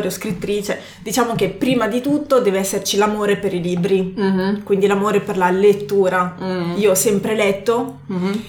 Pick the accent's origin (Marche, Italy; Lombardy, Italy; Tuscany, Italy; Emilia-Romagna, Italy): Emilia-Romagna, Italy; Canossa; moved away as an adult; also born or lived in Modena; now in Munich, Germany; vengo da Canossa, mm-hmm. che è in provincia di Reggio Emilia